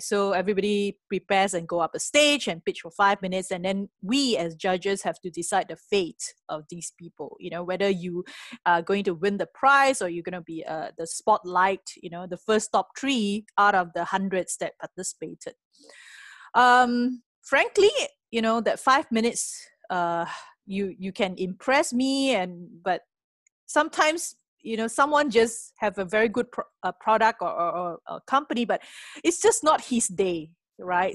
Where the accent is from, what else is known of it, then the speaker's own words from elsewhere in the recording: Penang, Malaysia; moved away as an adult; now in Singapore; I come from a s, a beautiful island called Penang, uh, famous for food as well. Uh, had my earlier education in Penang